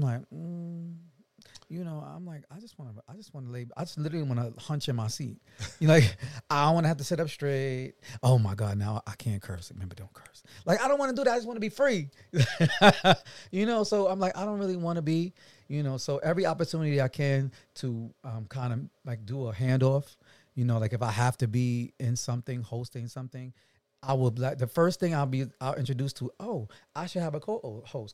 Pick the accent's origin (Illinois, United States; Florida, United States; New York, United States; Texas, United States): New York, United States; New York City; moved away; also born or lived in Atlanta / Los Angeles; I am a black man from Brooklyn, New York.